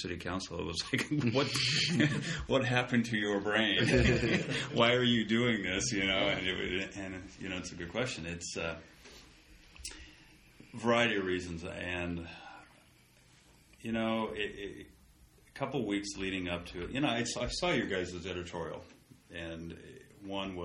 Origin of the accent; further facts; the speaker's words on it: Hermiston, Oregon, United States; moved away as an adult; now in Pendleton, United States; I grew up in Hermiston. I've lived in Hermiston through high school.